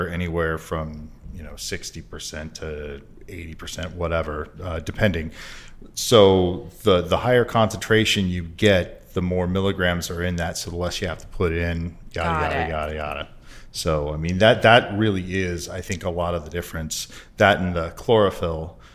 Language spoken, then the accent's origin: English; Portland, Oregon, United States; I'm from Portland as well